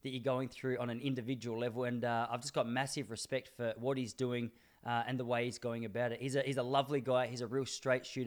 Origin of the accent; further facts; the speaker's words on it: Traralgon, Victoria, Australia; moved away; I was born in Traralgon.